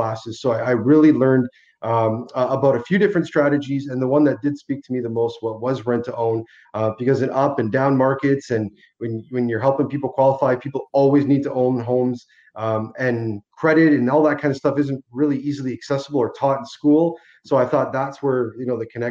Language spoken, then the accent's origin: English; Hamilton, Ontario, Canada; I was born and raised in Hamilton, Ontario from Italian immigrants that came over in the mid-60s